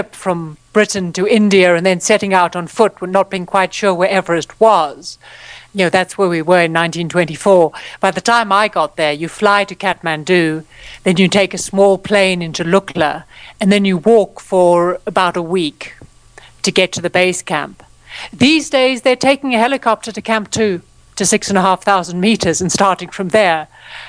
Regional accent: Johannesburg, Gauteng, South Africa; moved away; We grew up in Johannesburg

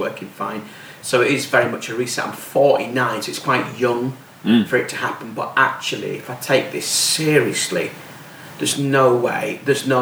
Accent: Bradford, Yorkshire and the Humber, United Kingdom; I'm from Bradford.

